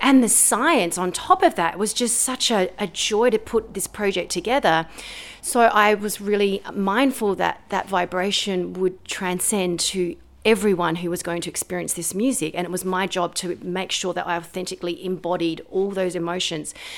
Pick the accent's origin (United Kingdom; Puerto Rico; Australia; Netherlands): Australia; I'm an Australian composer and pianist